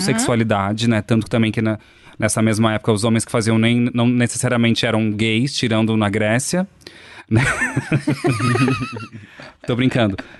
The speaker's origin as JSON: {"language": "Portuguese", "town": "Poços de Caldas", "region": "Minas Gerais", "country": "Brazil", "said": "Eu sou de Poços de Caldas, interior de Minas Gerais"}